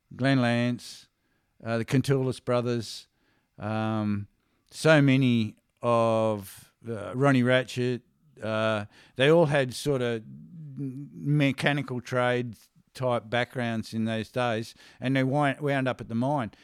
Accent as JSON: {"language": "English", "town": "Perth", "region": "Western Australia", "country": "Australia", "tie": "born or raised there", "also_born_or_lived": "Coffs Harbour, New South Wales", "said": "I grew up in Perth"}